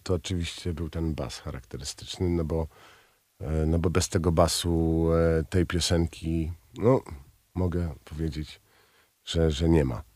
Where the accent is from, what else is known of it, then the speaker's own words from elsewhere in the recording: Toruń, Kuyavian-Pomeranian Voivodeship, Poland; Jestem co prawda z Torunia